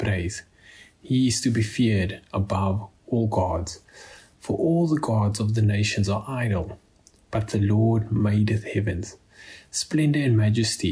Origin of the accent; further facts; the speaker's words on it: Cape Town, Western Cape, South Africa; moved away; I am originally from Cape Town